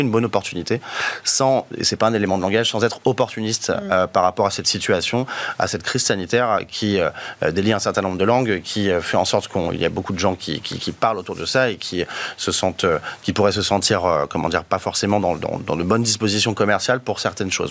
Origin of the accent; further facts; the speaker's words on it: France; on est français